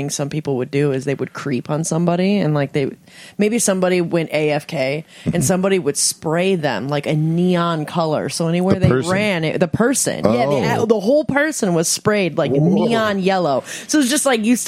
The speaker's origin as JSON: {"language": "English", "region": "Midwest", "country": "United States", "accent": "Midwest", "said": "my Midwest accent probably is going to be a little bit more pronounced"}